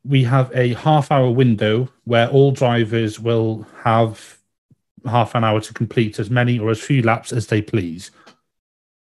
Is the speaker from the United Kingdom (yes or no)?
yes; United Kingdom; being a Brit